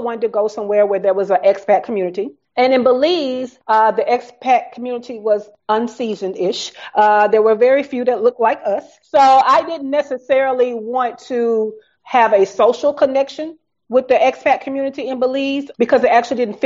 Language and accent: English; the South, United States; accent: Southern; my Southern accent